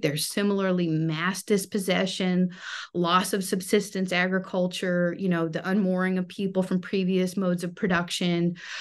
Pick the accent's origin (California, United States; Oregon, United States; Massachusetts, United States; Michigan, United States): California, United States; also born or lived in New York City; I grew up in California.